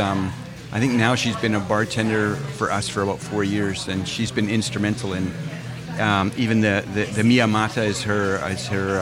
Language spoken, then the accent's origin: English; Edmonton, Alberta, Canada; now in Vancouver, Canada; my family growing up in Edmonton